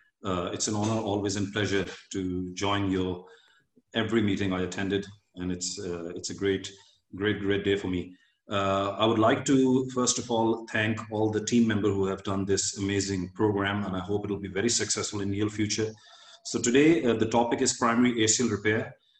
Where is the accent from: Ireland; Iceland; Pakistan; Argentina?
Pakistan; moved away as an adult; now in United Kingdom; my home country and serve Pakistan.